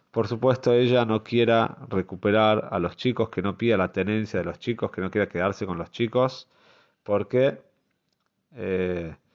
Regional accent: Jerusalem, Jerusalem District, Israel; yo nací en Mea Sheorim, como sabemos, uno de los barrios quizás eh, más conocidos en Jerusalén, conocido también por ser un barrio bastante cerrado.

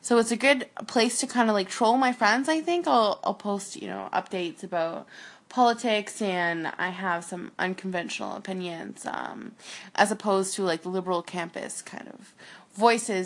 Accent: Halifax, Nova Scotia, Canada; now in Edmonton, Canada; I'm originally from Halifax, Nova Scotia, on the east coast of Canada.

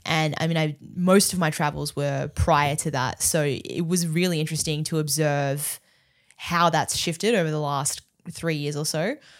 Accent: Melbourne, Victoria, Australia; I'm Australian, yeah.

